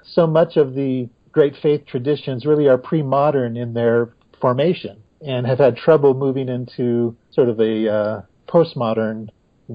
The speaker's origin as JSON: {"language": "English", "town": "Corvallis", "region": "Oregon", "country": "United States", "tie": "born or raised there", "said": "growing up in Corvallis, Oregon"}